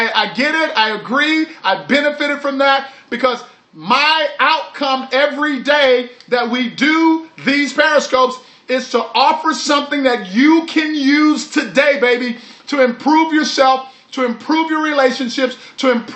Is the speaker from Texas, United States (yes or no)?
yes; Texas, United States; all y'all, that's what we say when we're from Texas